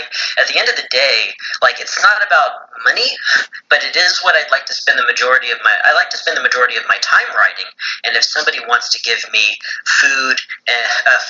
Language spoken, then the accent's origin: English; Texas, United States; I'm a Texan